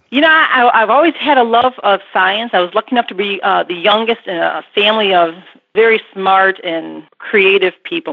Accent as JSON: {"language": "English", "town": "Burbank", "region": "Illinois", "country": "United States", "tie": "born or raised there", "said": "on the southwest side of Chicago in a little town called Burbank."}